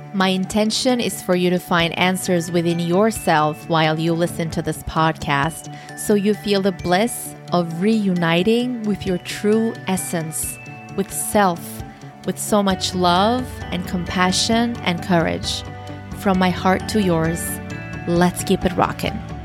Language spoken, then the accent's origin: English; Turkey; first language Turkish; English is a second language; I am originally from Turkey, so my first language is Turkish.